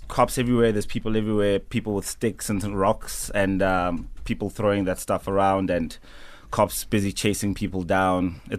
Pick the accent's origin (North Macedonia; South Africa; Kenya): South Africa; Benoni, Gauteng; born and raised in Benoni.